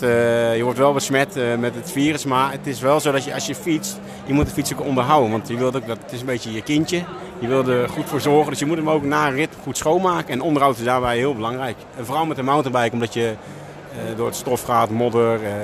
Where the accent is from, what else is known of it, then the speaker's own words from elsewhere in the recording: Veenendaal, Utrecht, Netherlands; ik kom zelf uit Veenendaal